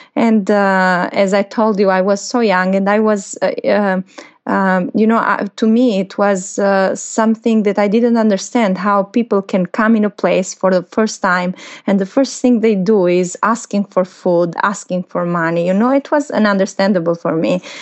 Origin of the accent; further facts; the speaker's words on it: Albania; here in Albania